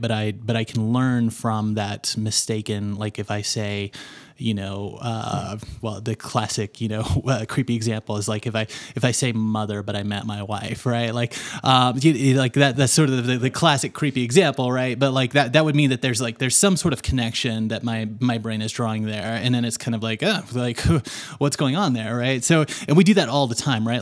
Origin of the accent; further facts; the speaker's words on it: Little Rock, Arkansas, United States; moved away as an adult; also born or lived in Los Angeles, United States; now in Denver, United States; I lived my entire life in Little Rock, Arkansas. So, I grew up in Bible Belt world